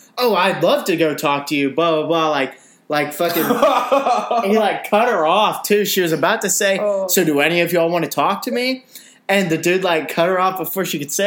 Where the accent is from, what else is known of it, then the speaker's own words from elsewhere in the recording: Auburn, Alabama, United States; We're from Auburn.